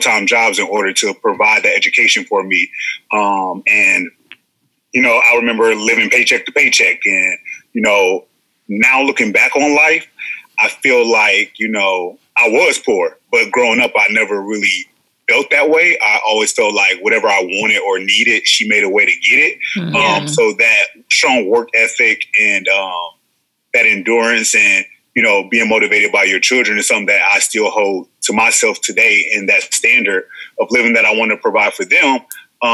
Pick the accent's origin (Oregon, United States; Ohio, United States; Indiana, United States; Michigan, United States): Ohio, United States; Cleveland; moved away; I'm originally from Cleveland, Ohio. I grew up probably in every pocket or neighborhood of Cleveland that you can imagine.